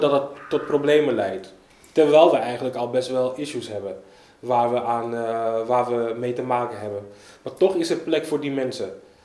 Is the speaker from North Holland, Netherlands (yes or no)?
yes; Amsterdam, North Holland, Netherlands; ik woon vrijwel mijn hele leven in Zuidoost. Opgegroeid in de K-buurt.